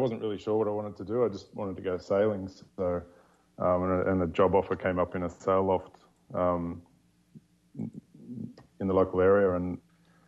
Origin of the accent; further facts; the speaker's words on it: just north of Sydney, New South Wales, Australia; moved away; I grew up in Australia, just north of Sydney